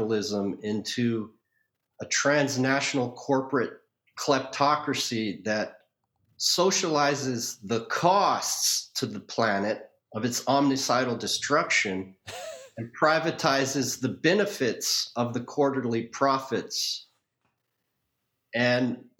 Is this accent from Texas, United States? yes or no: no; Honolulu, Hawaii, United States; I had a pretty rough upbringing, actually, in Honolulu